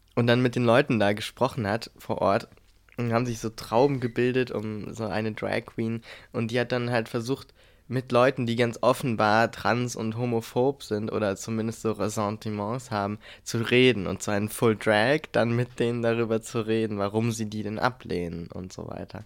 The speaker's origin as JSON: {"language": "German", "region": "a village in the middle of Brandenburg", "country": "Germany", "tie": "born or raised there", "moved": "yes", "said": "da, wo ich aufgewachsen bin, die meiste Zeit meines Lebens. Das heißt dann also so ein Dorf mitten in Brandenburg"}